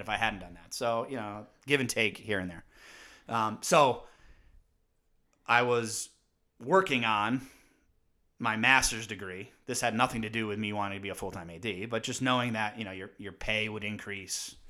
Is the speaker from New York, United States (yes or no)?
no; Windsor Locks, Connecticut, United States; growing up in Windsor Locks and playing multi-sports